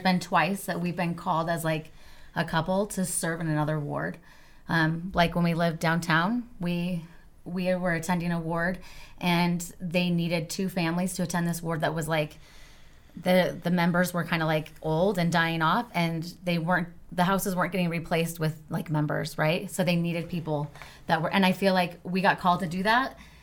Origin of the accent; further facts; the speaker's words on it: Wendell, Idaho, United States; now in Utah, United States; I grew up actually in Idaho, Wendell, Idaho.